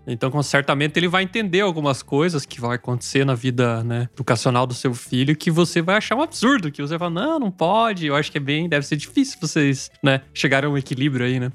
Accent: interior of Paraná, Brazil; now in Stuttgart, Germany; eu sou do interior do Paraná, né? Quase na Argentina.

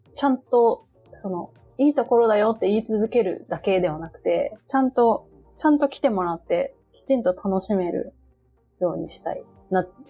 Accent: Kawasaki, Kanagawa, Japan; moved away as an adult; also born or lived in Tokyo; now in Mima, Japan; 私もあの、お隣の川崎出身

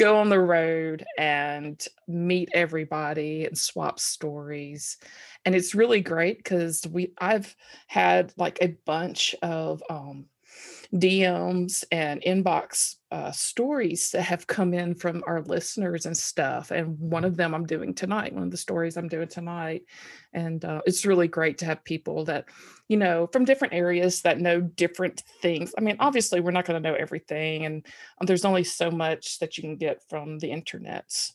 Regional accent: Columbus, Mississippi, United States; now in Alabama, United States; my hometown, Columbus, Mississippi

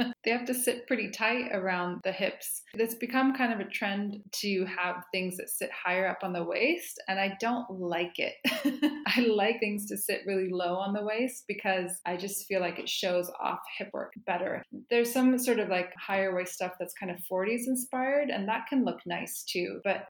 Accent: Santa Cruz, California, United States; I grew up in Santa Cruz when I was in California when I was a kid, and it's total hippie veggie land place.

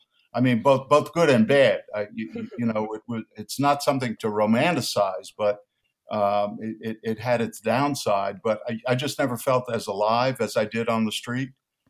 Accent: New York, United States; It's just that I grew up in New York in an immigrant Italian neighborhood, a working class neighborhood, and we lived on the street.

